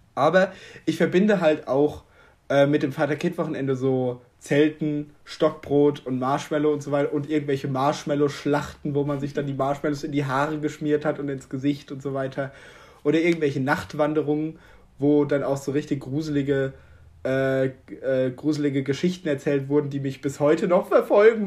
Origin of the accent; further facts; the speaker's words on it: Germany; als Deutscher